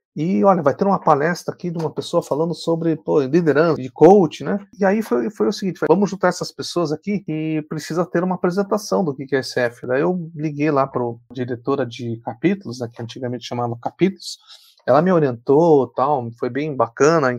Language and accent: Portuguese; Paraná, Brazil; eu sou aqui do Paraná